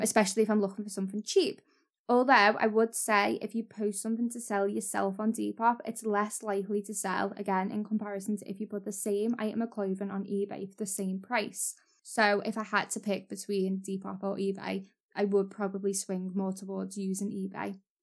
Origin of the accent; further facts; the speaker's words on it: Waterloo, North West England, United Kingdom; I'm from Waterloo, which is North Liverpool